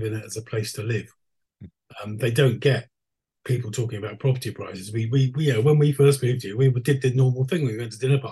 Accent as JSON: {"language": "English", "region": "London", "country": "United Kingdom", "tie": "born or raised there", "moved": "as an adult", "lives_now": "Skellefteå, Sweden", "said": "I lived there till I was 45. I'm a Londoner born and bred."}